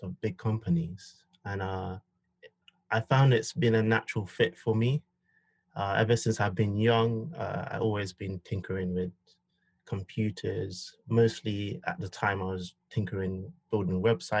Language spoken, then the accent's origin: English; London, United Kingdom; I was born and raised in Southwest London.